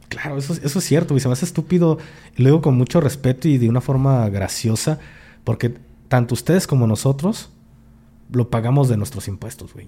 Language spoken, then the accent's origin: Spanish; Jalisco, Mexico; aquí en Jalisco, ojo, yo hablo de mi rancho, de aquí de mi pueblo, aquí en Jalisco